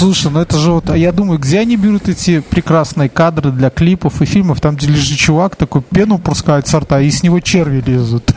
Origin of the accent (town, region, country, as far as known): Belarus